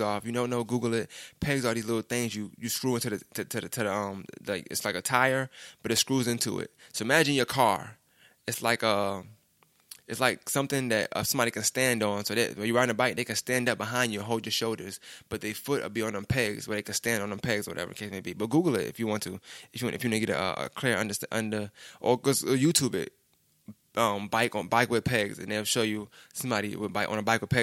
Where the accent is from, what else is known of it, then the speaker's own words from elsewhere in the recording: New York City, New York, United States; I'm really from New York